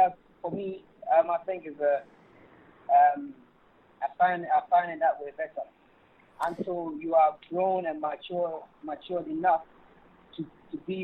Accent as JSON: {"language": "English", "region": "London", "country": "United Kingdom", "tie": "born or raised there", "also_born_or_lived": "Ghana", "said": "I came over around, I think, 7 or 8. And, I had all my education here."}